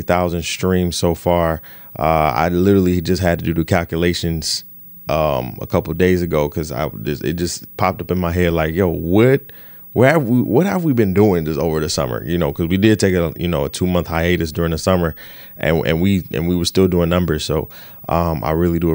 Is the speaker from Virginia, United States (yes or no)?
no; Detroit, Michigan, United States; moved away as an adult; now in New York, United States; I grew up in Detroit, so you know music is fabricated in my blood